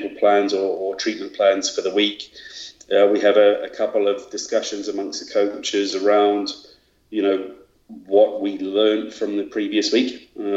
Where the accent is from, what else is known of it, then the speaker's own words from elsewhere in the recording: Australia; moved away as an adult; now in Sheffield, United Kingdom; I'm Australian.